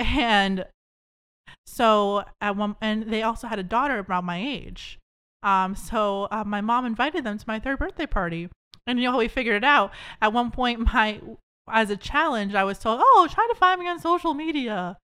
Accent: Boston, Massachusetts, United States; born there; also born or lived in New Hampshire; I lived in New Hampshire for a bit. I was born in Beth Israel, Boston. Moved to New Hampshire a bit, lived at the Brown House near my grandparents.

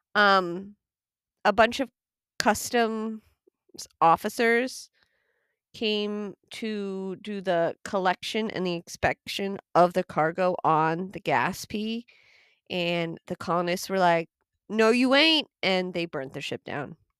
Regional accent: United States; I am American

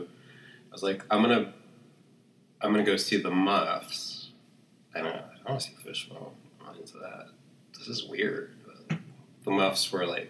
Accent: Hawaii, United States; moved away as an adult; also born or lived in San Francisco; now in New York, United States; I'm from Hawaii

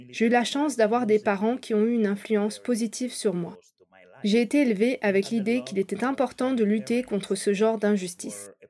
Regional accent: Equatorial Guinea; je suis né et j'ai grandi en Guinée équatoriale, tout comme Lucas.

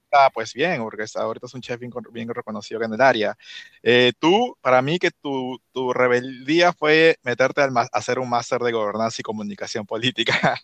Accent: Lima, Peru; now in Washington, D.C. area, United States; crecí en Surco

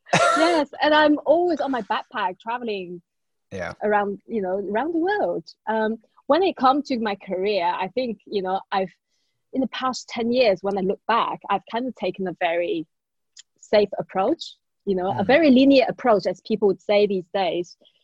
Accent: China; English is a second language; now in United Kingdom; So yeah, this is also how I came to the UK from China.

